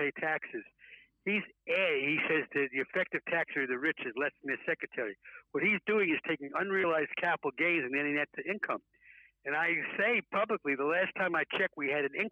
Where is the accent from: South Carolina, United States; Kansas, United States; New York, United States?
New York, United States; New York City; I grew up poor in the South Bronx